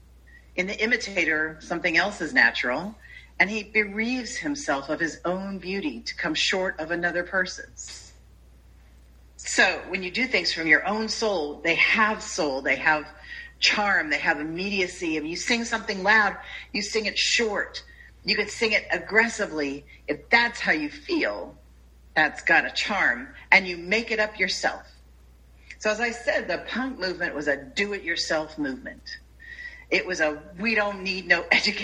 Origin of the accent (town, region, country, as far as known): United States